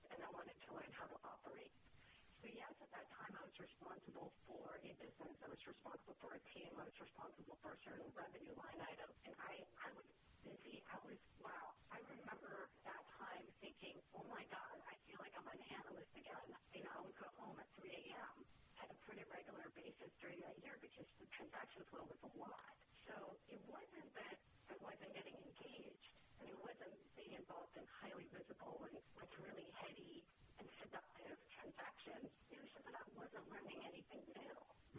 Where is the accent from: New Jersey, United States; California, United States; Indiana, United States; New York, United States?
New York, United States; And I, being a New Yorker, I think, you know, we hustle, you know, and we follow up